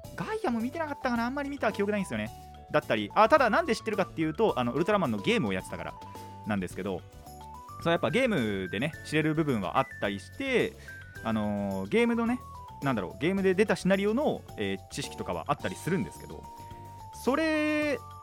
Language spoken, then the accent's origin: Japanese; Kanagawa, Japan; 実家っていうか、地元に帰ってきた